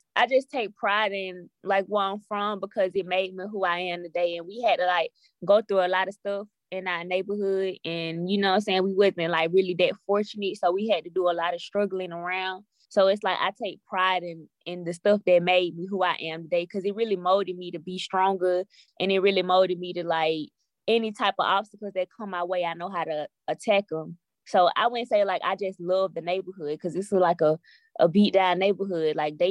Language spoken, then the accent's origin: English; Atlanta, Georgia, United States; I'm from like the metropolitan area. Like it's an area called Zone 3, like Lakewood, Cleveland, Jonesboro, all this stuff.